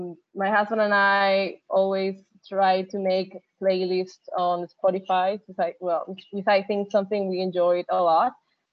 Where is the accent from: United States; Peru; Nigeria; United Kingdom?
Peru; I am an economist from Peru.